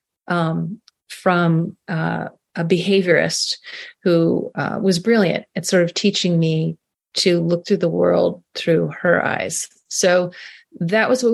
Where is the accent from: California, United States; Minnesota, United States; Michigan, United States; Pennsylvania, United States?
California, United States; Carmel Valley; moved away as an adult; We moved back to my hometown in Carmel Valley